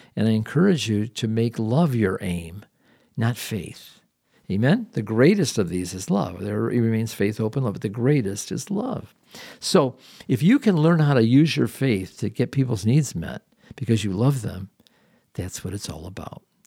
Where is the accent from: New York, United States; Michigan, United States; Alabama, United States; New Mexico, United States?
Michigan, United States; Detroit; we're from the Detroit area